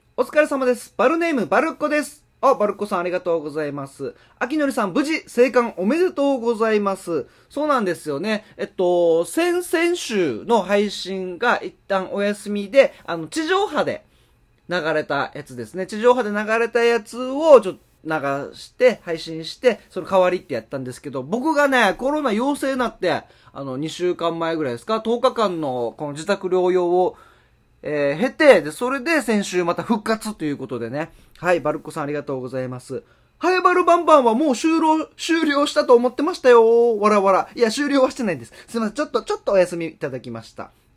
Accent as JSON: {"language": "Japanese", "town": "Haebaru", "region": "Okinawa", "country": "Japan", "tie": "born or raised there", "said": "僕、与那覇出身で、与那覇が1番"}